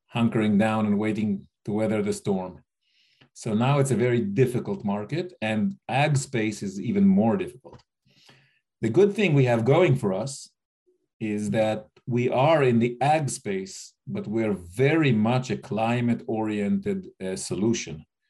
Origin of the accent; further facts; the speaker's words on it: United States; moved away as an adult; also born or lived in India; I grew up in the States